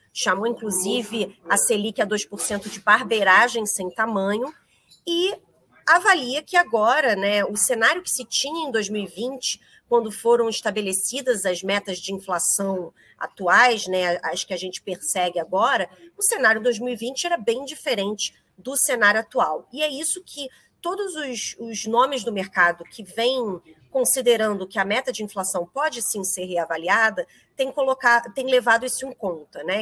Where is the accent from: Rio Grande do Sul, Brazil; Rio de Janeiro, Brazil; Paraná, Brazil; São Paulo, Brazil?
Rio de Janeiro, Brazil; accent: carioca